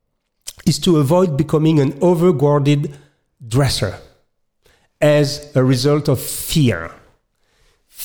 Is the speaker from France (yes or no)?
yes; France; accent: French; English is a second language; I'm French. You can notice my accent.